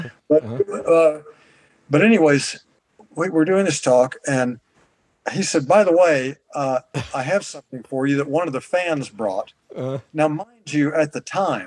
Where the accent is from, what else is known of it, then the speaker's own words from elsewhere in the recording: the South, United States; moved away; I grew up in the South